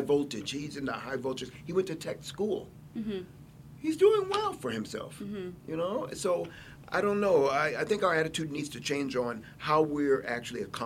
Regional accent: El Paso, Texas, United States; I'm from El Paso

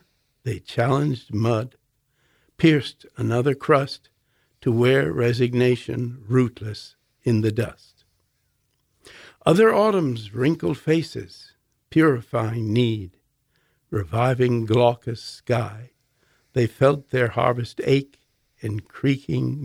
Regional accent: Alexandria, Virginia, United States; moved away as an adult; also born or lived in Oxford / Spain; I was just a suburbanite growing up in Alexandria, Virginia, before I went to Oxford University at 23

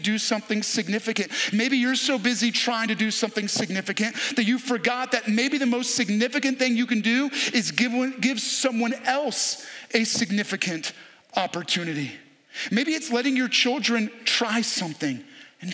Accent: New York, United States; now in Hagerstown, United States; I grew up in New York

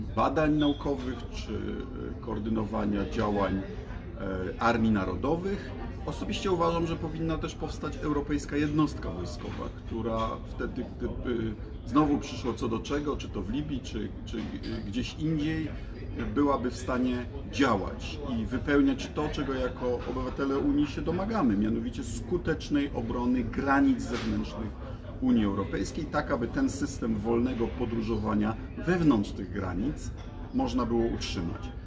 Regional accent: Poland

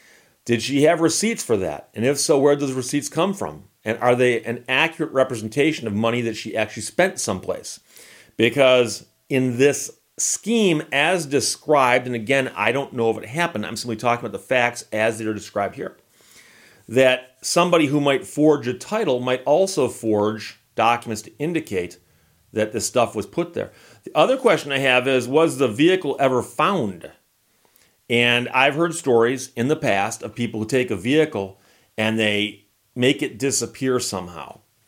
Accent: Birmingham, Michigan, United States; Oakland County, of course, is the county where I grew up in Birmingham, Michigan.

